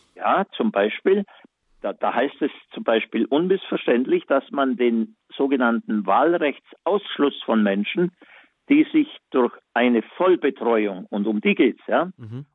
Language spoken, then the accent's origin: German; Germany; bei uns in Deutschland